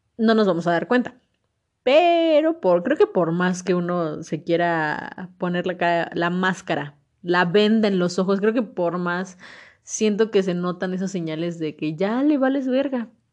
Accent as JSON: {"language": "Spanish", "country": "Mexico", "said": "como mexicanos y, unirnos como verdaderos mexicanos"}